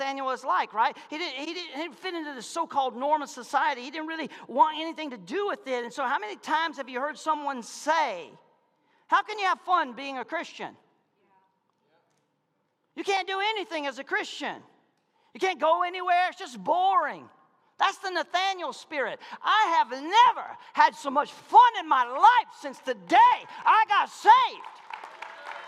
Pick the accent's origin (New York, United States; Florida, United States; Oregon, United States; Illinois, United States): Florida, United States; Malone; I'm from Malone, Florida